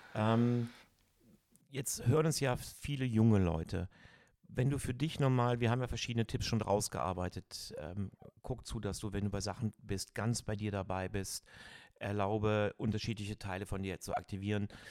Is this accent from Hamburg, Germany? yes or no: no; Cologne, North Rhine-Westphalia, Germany; Ich bin ein Kölner